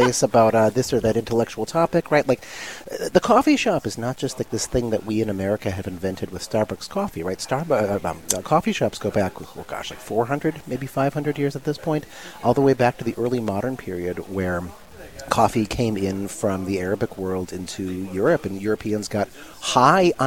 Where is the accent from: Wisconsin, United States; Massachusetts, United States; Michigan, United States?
Wisconsin, United States; Milwaukee; moved away; also born or lived in Arizona / Seattle; I'm from Milwaukee originally.